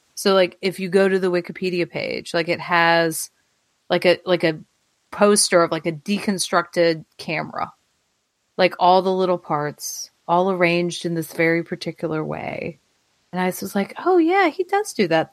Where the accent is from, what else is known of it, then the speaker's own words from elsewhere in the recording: Alabama, United States; accent: Alabama; now in Alexandria, United States; my Alabama accent